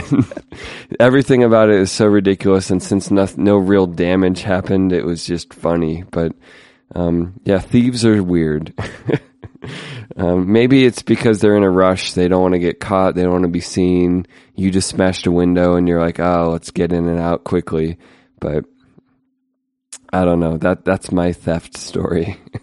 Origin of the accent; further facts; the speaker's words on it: United States; as an American